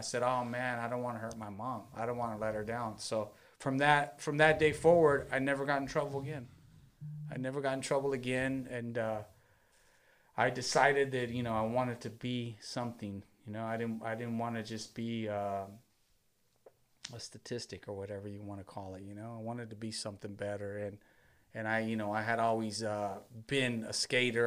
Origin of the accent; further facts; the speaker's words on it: Long Beach, California, United States; I grew up in Long Beach, born and raised in Long Beach